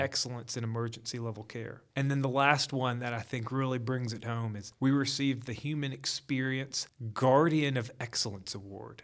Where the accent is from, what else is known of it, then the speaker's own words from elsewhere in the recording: Gainesville, Georgia, United States; moved away as an adult; also born or lived in North Carolina; I am actually from Gainesville.